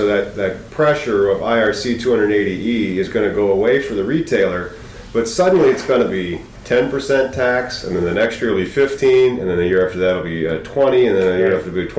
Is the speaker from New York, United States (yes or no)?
no; Illinois, United States; I'm from Illinois.